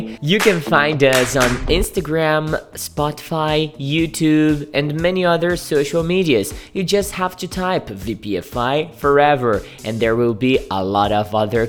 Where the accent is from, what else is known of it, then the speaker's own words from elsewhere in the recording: Guariba, São Paulo, Brazil; I was born in Guariba.